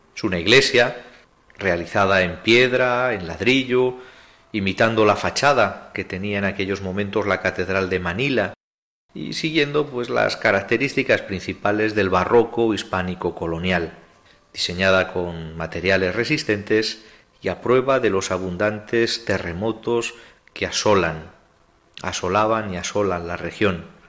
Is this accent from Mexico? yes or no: no; Zaragoza, Aragon, Spain; soy de Zaragoza y pilarista